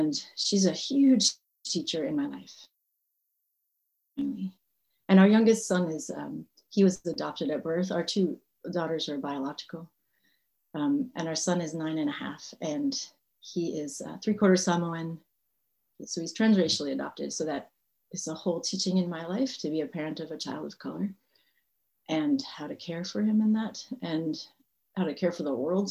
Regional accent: Massachusetts, United States; moved away as an adult; also born or lived in Northern California; I grew up in Massachusetts, so I'm from New England, and that shapes me quite a bit

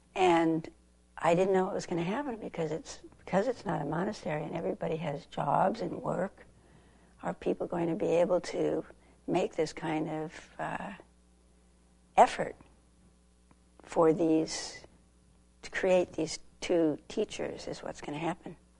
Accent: Southern California, United States; moved away; I grew up in Southern California

